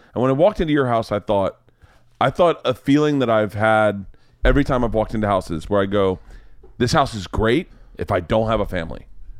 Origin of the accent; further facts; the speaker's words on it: the South, United States; growing up in the South, I remember when that book popped.